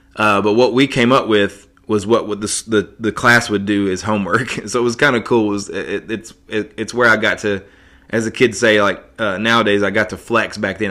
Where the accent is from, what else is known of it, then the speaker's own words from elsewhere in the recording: Johnson City, Tennessee, United States; in my hometown, uh, here in Johnson City